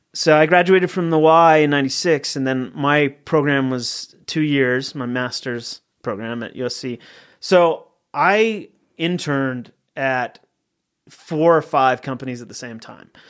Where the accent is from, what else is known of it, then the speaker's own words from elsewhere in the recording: Littleton, Colorado, United States; moved away; also born or lived in Salt Lake City, Utah; I'm from Colorado. I grew up in Littleton, Colorado, uh, which is a suburb of Denver